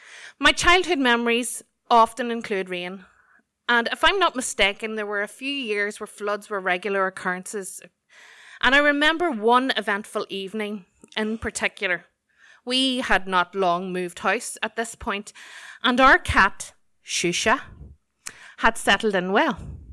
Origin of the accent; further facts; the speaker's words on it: Belfast, Northern Ireland, United Kingdom; Growing up on the Glen Road in Belfast, my dad had been a loyal customer of Creighton's Pet Shop in Smithfield